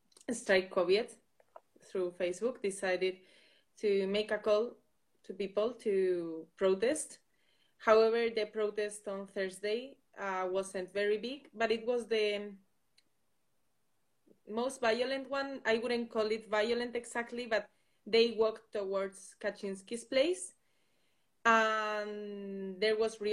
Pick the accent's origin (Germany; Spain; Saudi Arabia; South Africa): Spain; Basque Country; English is a second language; I am from the Basque Country, and I am a Euroculture student.